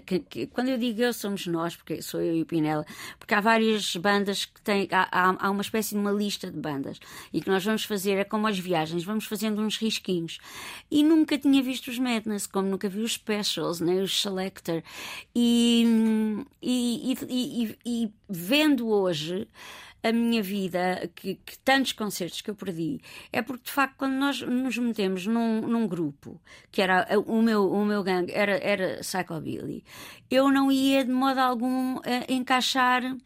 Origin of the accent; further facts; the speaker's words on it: Lisbon, Portugal; also born or lived in Olivais, Lisbon / Encarnação, Lisbon / London, United Kingdom / Sintra; cresci em Campo de Orique, com todos os valores agregados a Campo de Orique